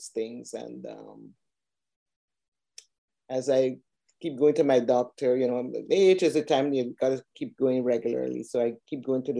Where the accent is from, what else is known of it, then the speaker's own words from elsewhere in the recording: Georgetown, Demerara-Mahaica, Guyana; moved away as an adult; also born or lived in Canada; now in Atlanta, United States; I'm originally from Georgetown, Guyana, South America, and I came here via Canada to work.